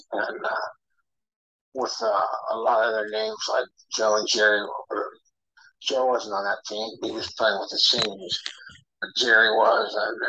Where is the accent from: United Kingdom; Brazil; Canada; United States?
Brazil; For me, a kid growing up in Brazil, I mean, my God, the connection with Brazil, small little town with really no soccer club, but plenty of soccer clubs in the area, is amazing.